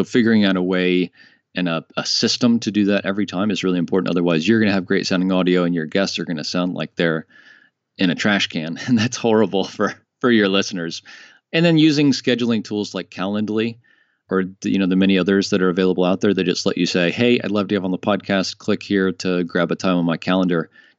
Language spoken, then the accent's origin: English; United States; moved away as an adult; now in France; Dave lives in Colorado and I live in France now. I'm American, but I've been living in France for the last 2 years.